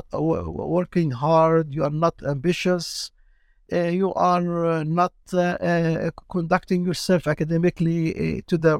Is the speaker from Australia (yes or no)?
no; Palestine; also born or lived in Jordan / Kuwait; now in Canada; I'm from Palestine, so I'm Palestinian